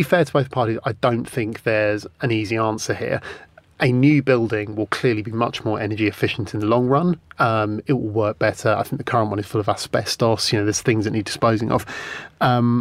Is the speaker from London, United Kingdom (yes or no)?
yes; London, United Kingdom; I grew up in London as a teenager.